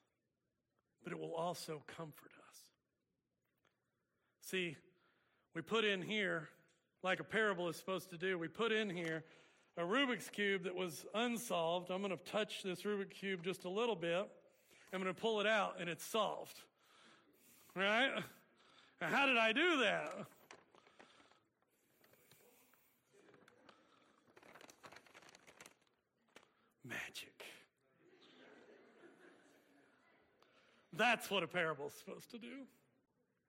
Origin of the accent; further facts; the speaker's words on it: Oklahoma, United States; We grew up in Oklahoma.